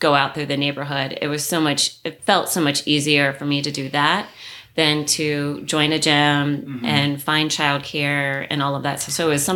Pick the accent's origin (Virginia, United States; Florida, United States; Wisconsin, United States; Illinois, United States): Virginia, United States; moved away as an adult; also born or lived in New York City; now in Canton, Michigan, United States; I was born and raised in Virginia